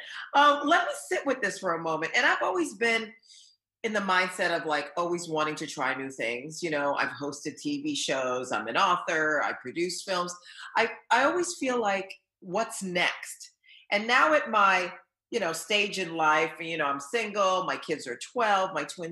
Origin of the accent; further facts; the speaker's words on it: Haiti; English is a second language; now in Los Angeles, United States; I'm an immigrant. I was born in Haiti. I didn't know a word of English until I watched Sesame Street.